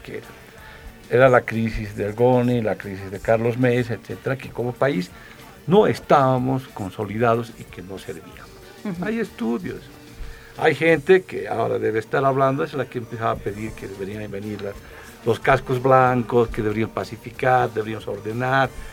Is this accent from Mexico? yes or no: no; Bolivia